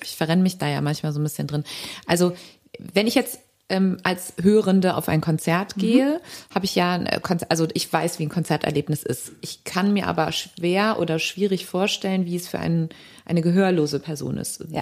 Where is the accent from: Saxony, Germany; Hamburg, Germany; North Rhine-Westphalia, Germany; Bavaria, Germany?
North Rhine-Westphalia, Germany; Cologne; als Kölsche Eltern